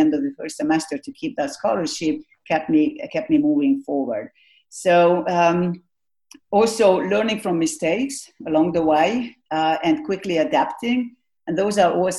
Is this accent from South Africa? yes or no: no; Hungary; Growing up in Hungary